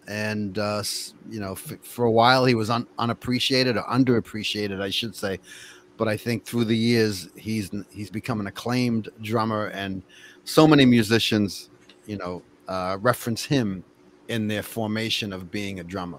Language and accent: English; Cambridge, Massachusetts, United States; also born or lived in Boston; I was born in Boston, raised in Cambridge, and I go to Ashland often.